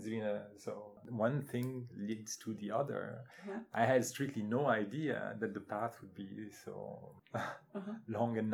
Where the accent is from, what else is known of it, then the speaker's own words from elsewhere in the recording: France; moved away as an adult; I was born and raised in France.